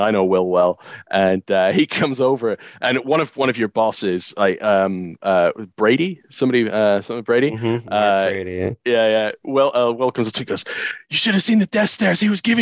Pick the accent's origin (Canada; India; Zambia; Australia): Canada; moved away as an adult; I grew up in Canada